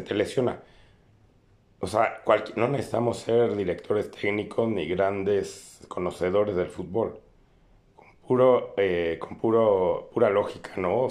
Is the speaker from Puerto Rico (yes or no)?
no; Mexico; nosotros como mexicanos